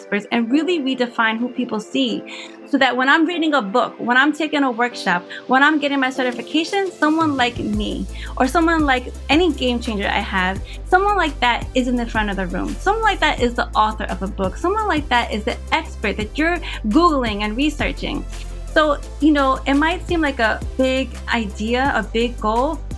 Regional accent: Hackensack, New Jersey, United States; moved away as an adult; also born or lived in near Philadelphia, Pennsylvania; now in Philadelphia area, United States; I was born and raised in Hackensack, New Jersey, and eventually now I'm here near Philadelphia

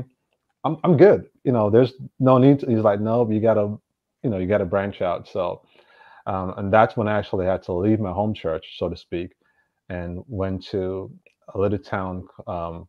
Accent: Kingston, Jamaica; moved away as an adult; also born or lived in Boston / Florida; now in Berkeley, United States; I was actually born and raised in Jamaica. And I know usually people say, everyone's from Kingston. Well, I am from Kingston, went to high school in Kingston. So I grew up there

